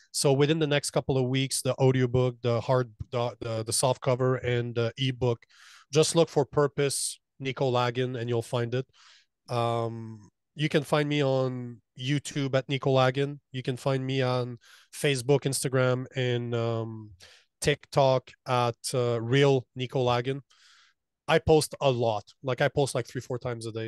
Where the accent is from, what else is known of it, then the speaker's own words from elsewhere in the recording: Canada; moved away as an adult; As a Canadian